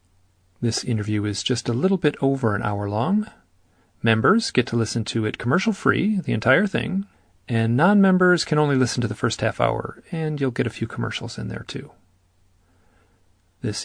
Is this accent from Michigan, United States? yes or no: yes; Michigan, United States; I also grew up in Michigan